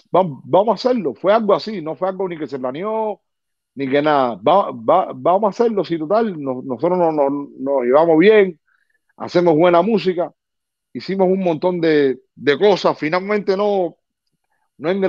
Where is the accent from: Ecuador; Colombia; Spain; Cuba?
Cuba; moved away; Después que yo vine de Cuba para acá, mi vida dio un cambio a 180 grados.